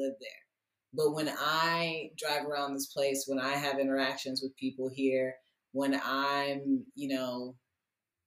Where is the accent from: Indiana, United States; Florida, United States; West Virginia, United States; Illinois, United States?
Indiana, United States; Fort Wayne; I'm from Indiana, born and raised in Fort Wayne, Indiana